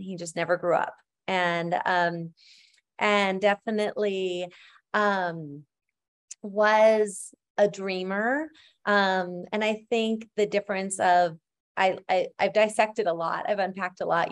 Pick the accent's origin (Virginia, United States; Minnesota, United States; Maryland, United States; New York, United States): Minnesota, United States; northern; Minnesota was great because it was, um, northern Minnesota and my grandparents had a hundred and eighty acres, um, on a, on a farm up there